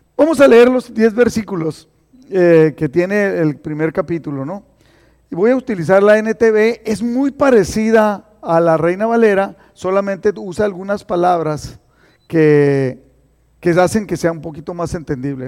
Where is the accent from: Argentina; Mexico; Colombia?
Mexico; Mexicali, Baja California; now in Imperial Valley, United States; yo soy cachorra de Mexicali